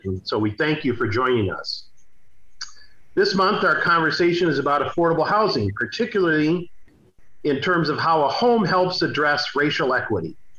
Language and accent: English; St. Paul, Minnesota, United States; I grew up in the Rondo and and Frogtown neighborhoods